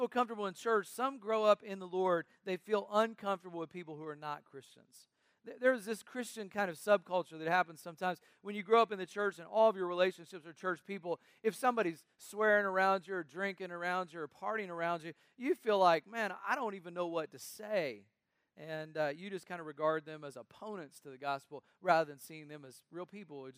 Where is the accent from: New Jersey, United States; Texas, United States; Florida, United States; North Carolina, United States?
North Carolina, United States; When I was young growing up in North Carolina